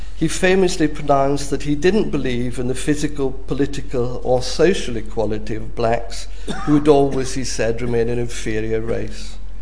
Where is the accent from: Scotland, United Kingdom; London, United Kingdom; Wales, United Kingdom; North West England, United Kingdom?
Scotland, United Kingdom; as a Scot